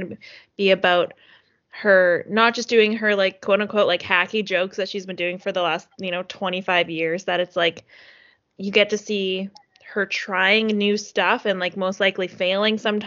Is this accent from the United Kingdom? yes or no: no; Canada; as a Canadian